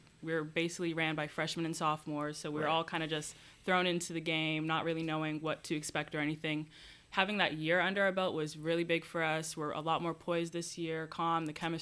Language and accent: English; Toronto, Ontario, Canada; moved away as an adult; now in Long Beach, United States; I am from Toronto